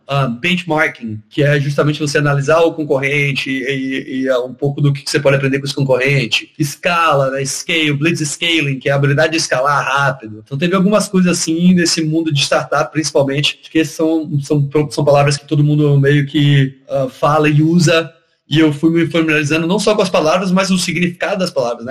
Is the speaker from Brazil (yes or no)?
yes; Salvador, Bahia, Brazil; moved away as an adult; also born or lived in Porto Alegre, Rio Grande do Sul; eu sou natural de Porto Alegre, meu pai é gaúcho, ah, mas eu cresci na época de colégio e tal. Eu cresci em Salvador, Bahia